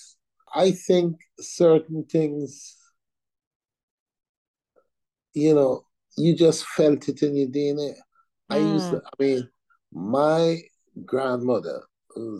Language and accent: English; Guyana; now in United Kingdom; I as a Guyanese